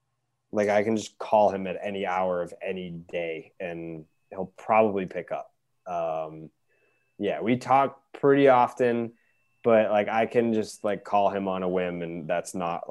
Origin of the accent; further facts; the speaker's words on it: Boston, Massachusetts, United States; I'm from Boston.